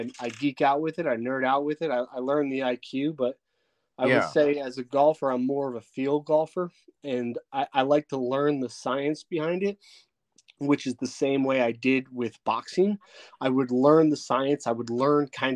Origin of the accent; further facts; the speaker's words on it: Bayonne, New Jersey, United States; I grew up in Bayonne, New Jersey